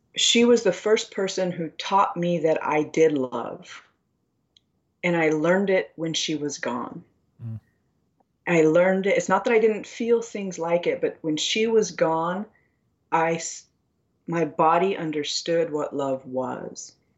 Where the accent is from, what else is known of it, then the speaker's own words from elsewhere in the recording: United States; I grew up on a reservation